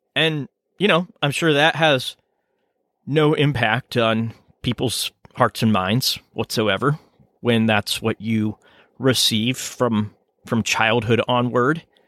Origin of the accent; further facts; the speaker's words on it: United States; I'm an American